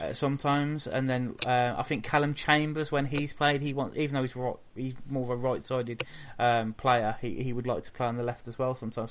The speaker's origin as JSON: {"language": "English", "town": "Wolverhampton", "region": "West Midlands", "country": "United Kingdom", "moved": "yes", "said": "I'm from Wolverhampton. I don't live there anymore because it's a shithole."}